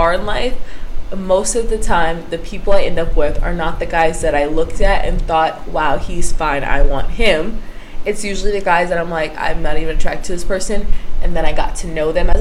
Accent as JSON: {"language": "English", "region": "Florida", "country": "United States", "said": "I'm from Florida"}